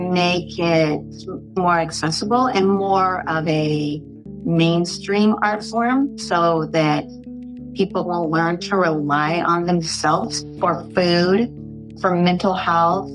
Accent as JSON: {"language": "English", "region": "California", "country": "United States", "tie": "born or raised there", "also_born_or_lived": "Arkansas", "said": "I was born in Arkansas, but raised Californian"}